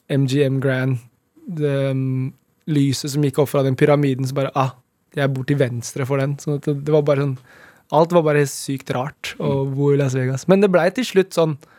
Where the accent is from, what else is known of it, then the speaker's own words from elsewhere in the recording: Nittedal, Akershus, Norway; Det er der jeg vokste opp